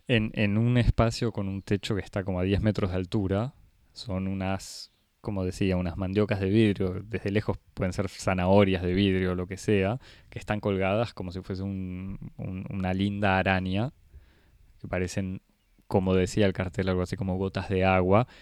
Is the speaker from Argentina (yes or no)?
yes; Argentina; a mí como argentino